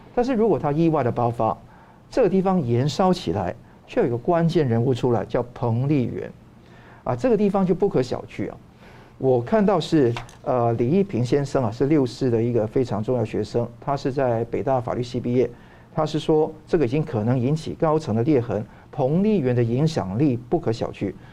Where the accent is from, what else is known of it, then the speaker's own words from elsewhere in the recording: Taiwan; 我们台湾人也可能有不同的国家认同